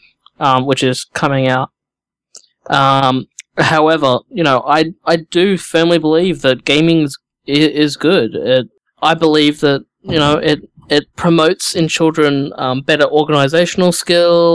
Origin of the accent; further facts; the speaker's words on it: Australia; I'm Australian, it's summer here